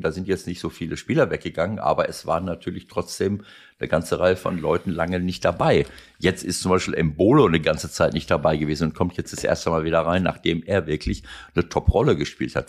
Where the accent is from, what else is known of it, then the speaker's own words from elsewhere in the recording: Mönchengladbach, North Rhine-Westphalia, Germany; für meine Heimatstadt